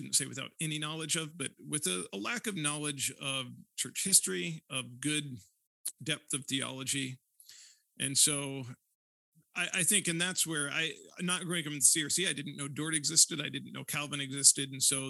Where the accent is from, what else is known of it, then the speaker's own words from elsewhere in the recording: Northeast Indiana, United States; moved away as an adult; also born or lived in Tucson, Arizona / Vancouver / Chicago; now in Sioux Center, Iowa, United States; I grew up in a small Midwest town, but I did not grow up in the CRC. So I grew up in Northeast Indiana, small rural community there.